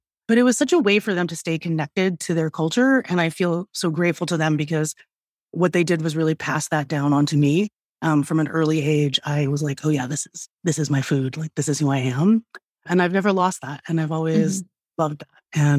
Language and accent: English; Philippines; I was like, okay, so I'm Filipina. I never hear about Filipino food.